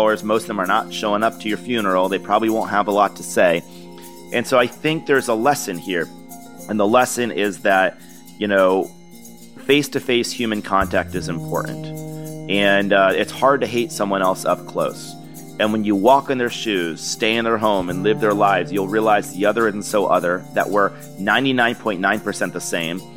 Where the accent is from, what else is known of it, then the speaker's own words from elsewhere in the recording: Niskayuna, New York, United States; moved away; growing up in Niskin, New York